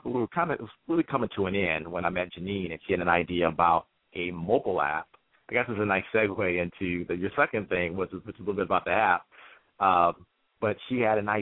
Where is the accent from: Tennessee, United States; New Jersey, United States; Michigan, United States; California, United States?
Michigan, United States; Detroit; now in New York, United States; I live in New York, but I'm born and raised in Detroit, Michigan.